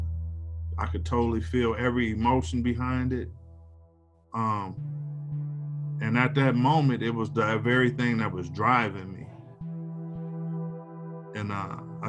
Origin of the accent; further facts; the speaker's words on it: Milwaukee, Wisconsin, United States; now in Madison, United States; I'm from Milwaukee, but I live in Madison